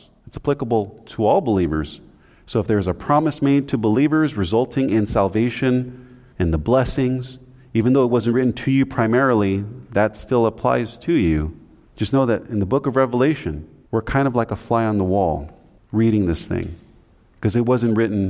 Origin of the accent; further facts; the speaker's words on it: Philippines; We have some, we're from the Philippines, some of us. That's an island.